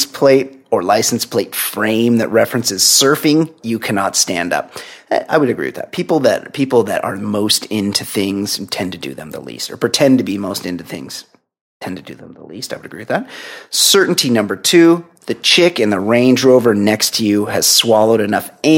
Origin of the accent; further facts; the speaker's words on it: Costa Mesa, California, United States; I'm from Costa Mesa. It's probably heard of it. That's the cool part of Orange County